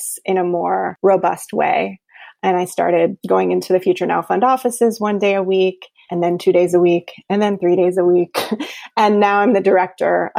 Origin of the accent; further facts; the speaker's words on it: North Carolina, United States; my home state of North Carolina in Raleigh